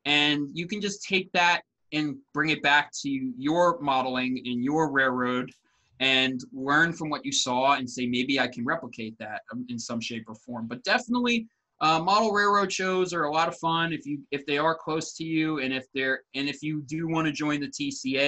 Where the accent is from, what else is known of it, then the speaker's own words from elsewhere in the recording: Long Island, New York, United States; I'm from Long Island, New York